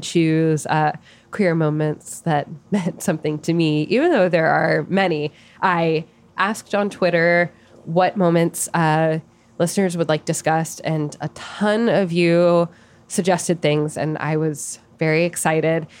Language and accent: English; Arizona, United States; I'm from Arizona